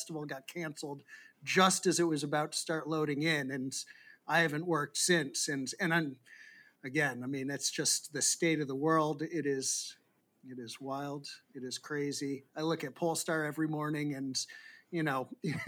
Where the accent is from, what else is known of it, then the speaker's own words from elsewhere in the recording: Boston, Massachusetts, United States; I'm from Boston myself